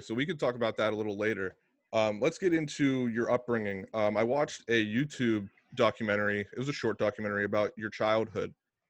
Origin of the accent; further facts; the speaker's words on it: Beaver, Pennsylvania, United States; I grew up in Beaver, Pennsylvania.